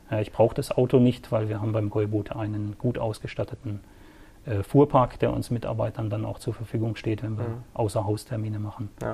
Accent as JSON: {"language": "German", "town": "Sittensen", "region": "Lower Saxony", "country": "Germany", "tie": "born or raised there", "also_born_or_lived": "Swabia", "moved": "yes", "lives_now": "Herrenberg, Germany", "said": "ich bin aufgewachsen in einem kleinen Örtchen äh, im ländlichen Bereich zwischen Hamburg und Bremen. Ja, ah, okay. Sittensen"}